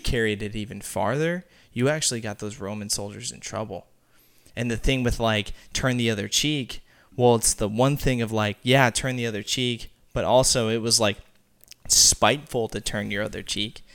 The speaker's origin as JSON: {"language": "English", "town": "Peoria", "region": "Arizona", "country": "United States", "said": "I'm from Arizona"}